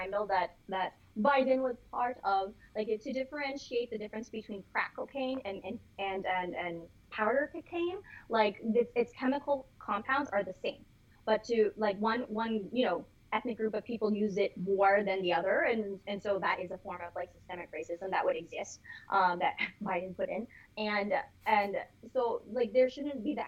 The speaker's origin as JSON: {"language": "English", "region": "Florida", "country": "United States", "said": "we're all from Florida"}